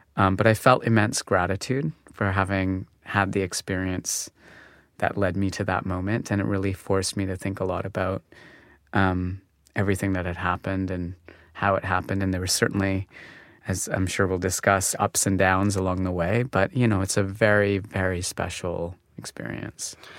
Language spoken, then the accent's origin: English; Calgary, Alberta, Canada; moved away as an adult; also born or lived in Montreal; I was born in Calgary